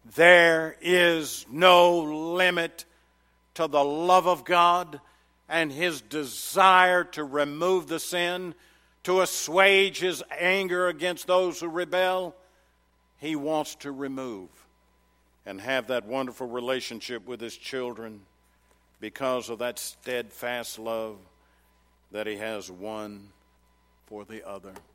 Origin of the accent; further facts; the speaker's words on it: Murfreesboro, Tennessee, United States; I come from Middle Tennessee, and in case you didn't know, Murfreesboro, Tennessee, garden spot of America